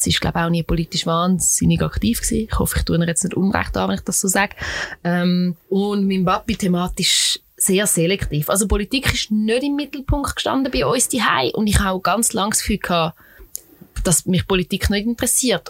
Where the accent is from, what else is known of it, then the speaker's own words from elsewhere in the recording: Switzerland; ich als Schweizerin